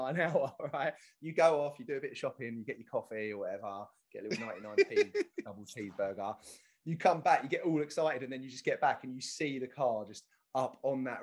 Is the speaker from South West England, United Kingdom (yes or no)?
no; Essex, East of England, United Kingdom; We're from Essex.